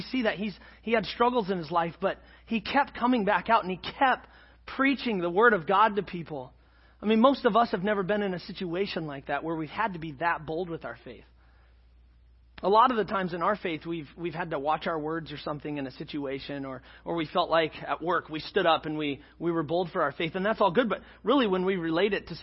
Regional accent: Scotland, United Kingdom; I'm Scottish

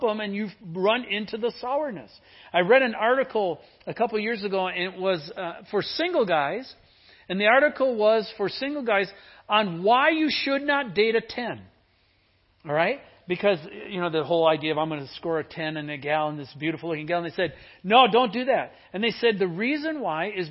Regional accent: Midwest, United States; I grew up in the Midwest

